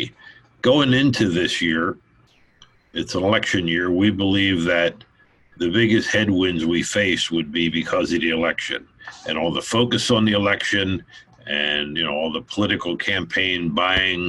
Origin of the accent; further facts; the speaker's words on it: Philadelphia, Pennsylvania, United States; I grew up in Philadelphia